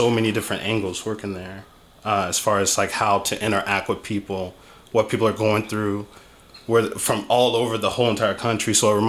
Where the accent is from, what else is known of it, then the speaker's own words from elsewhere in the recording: Portland, Oregon, United States; also born or lived in Arizona; now in Las Vegas, United States; I was born in Arizona, Portland. My pop got stationed in Portland, so we were there for the majority of my life.